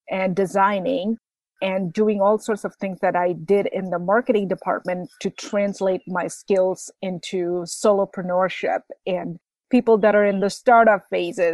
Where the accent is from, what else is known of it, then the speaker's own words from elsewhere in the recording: Bangladesh; moved away as an adult; also born or lived in Midwest, United States; now in United States; I grew up in Bangladesh.